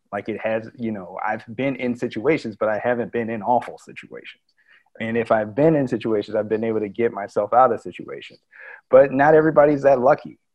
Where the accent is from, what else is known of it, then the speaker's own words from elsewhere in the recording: United States; as Americans